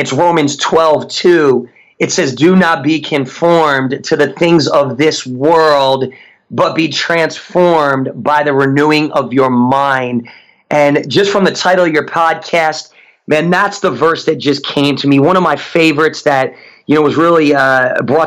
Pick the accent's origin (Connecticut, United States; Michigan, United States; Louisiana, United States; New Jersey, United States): New Jersey, United States; Newark; moved away; also born or lived in Tulsa, Oklahoma; Grew up in one of the roughest areas in New Jersey called Newark, New Jersey